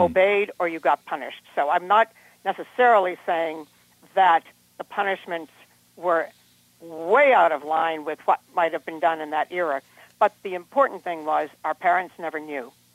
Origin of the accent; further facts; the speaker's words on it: Harvard, Massachusetts, United States; also born or lived in Cambridge, Massachusetts; the main house where I grew up out in Harvard, is a Benedictine monastery